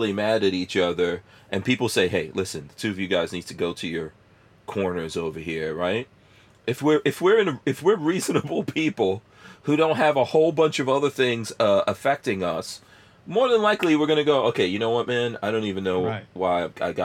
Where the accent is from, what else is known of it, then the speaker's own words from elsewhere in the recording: New York City, New York, United States; I grew up in New York City